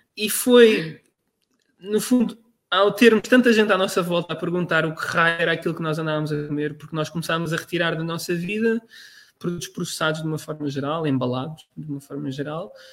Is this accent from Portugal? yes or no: yes; Portugal; moved away; also born or lived in Netherlands; como, como nós portugueses temos